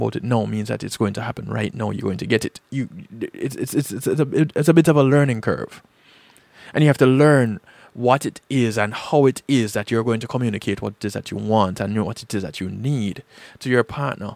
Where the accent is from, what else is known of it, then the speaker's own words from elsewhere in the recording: Jamaica; growing up in Jamaica